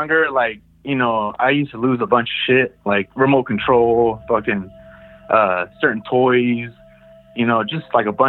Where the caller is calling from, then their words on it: Merced, California, United States; from Merced, California.